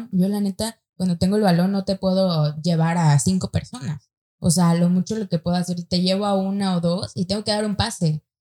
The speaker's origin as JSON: {"language": "Spanish", "town": "San Nicolás de los Garza", "region": "Nuevo León", "country": "Mexico", "said": "No, San Nicolás es, acá, es entre lo barrio y, lo fresco."}